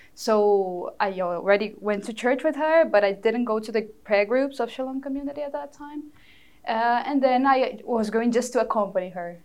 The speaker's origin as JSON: {"language": "English", "town": "Fortaleza", "region": "Ceará", "country": "Brazil", "tie": "born or raised there", "first_language": "Portuguese", "second_language": "English", "moved": "as an adult", "lives_now": "New York, United States", "said": "in Fortaleza, my hometown"}